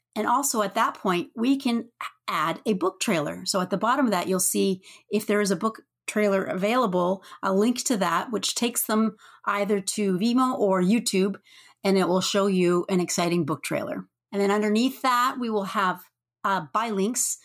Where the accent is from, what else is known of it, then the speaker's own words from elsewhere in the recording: Canada; I'm from snowy Canada